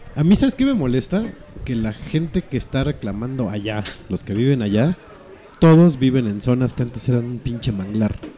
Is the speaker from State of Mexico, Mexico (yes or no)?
no; Mexico City, Mexico; es DF, es la capital, puerco. Somos capitalinos